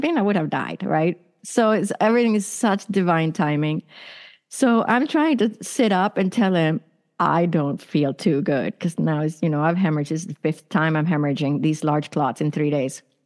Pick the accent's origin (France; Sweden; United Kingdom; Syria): Sweden; also born or lived in San Francisco, United States; now in Arizona, United States; I was born and raised in Sweden, which is in Northern Europe